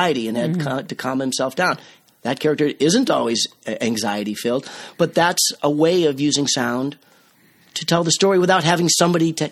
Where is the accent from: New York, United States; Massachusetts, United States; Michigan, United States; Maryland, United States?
Massachusetts, United States; Cape Cod; also born or lived in Boston; I grew up on Cape Cod